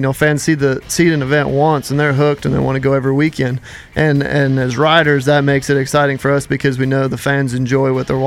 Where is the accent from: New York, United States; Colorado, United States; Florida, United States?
Colorado, United States; I grew up, born and raised in Colorado.